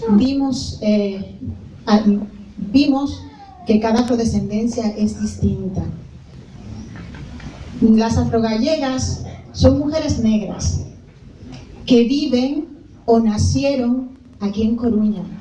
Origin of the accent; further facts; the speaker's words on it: Dominican Republic; me di cuenta qué tanto de africana tengo siendo dominicana.